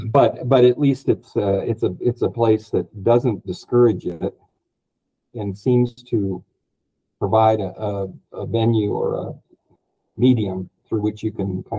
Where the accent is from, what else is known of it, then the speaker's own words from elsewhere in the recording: United States; Because as an American, statistically, we move every 5 years, even if it's just in the same city.